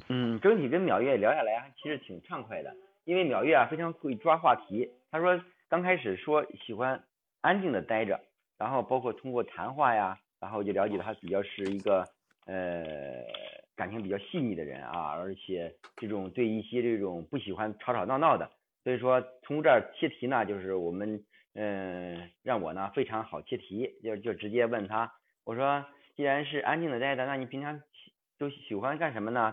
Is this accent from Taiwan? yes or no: no; Hebei, China; 我是河北